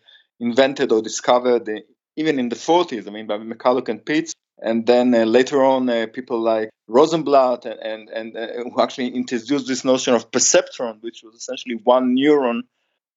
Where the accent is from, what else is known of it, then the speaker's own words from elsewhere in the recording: Israel; English is a second language; also born or lived in United States; I came back to Israel after being 6 years in the States